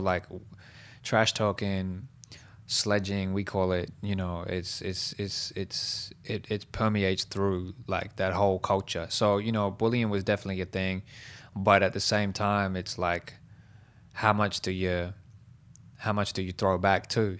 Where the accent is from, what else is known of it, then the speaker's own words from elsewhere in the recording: Liverpool, New South Wales, Australia; I used to host battles in Southwest Sydney where I was born and raised in Liverpool